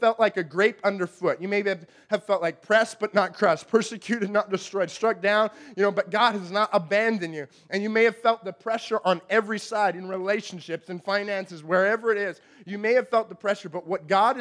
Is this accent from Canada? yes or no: yes; Canada; we're Canadian